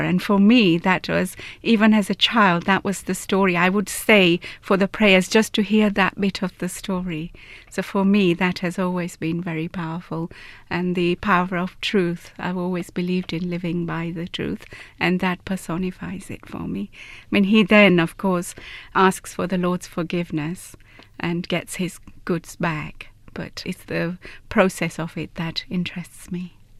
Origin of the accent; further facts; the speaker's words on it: Gujarat, India; moved away; I'm from Gujarat state in India